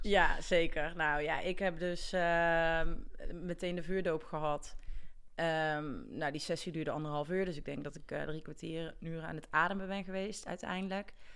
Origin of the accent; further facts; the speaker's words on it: Gilze, North Brabant, Netherlands; ik kom uit Gilsen